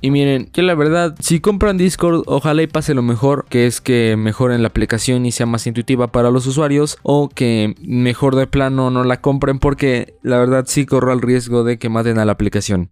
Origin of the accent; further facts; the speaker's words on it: Mexico; mi país México